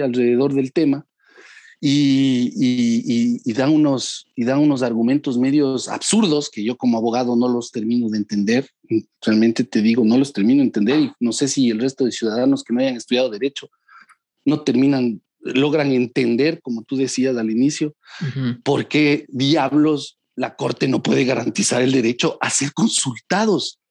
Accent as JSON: {"language": "Spanish", "country": "Ecuador", "said": "soy un ciudadano ecuatoriano"}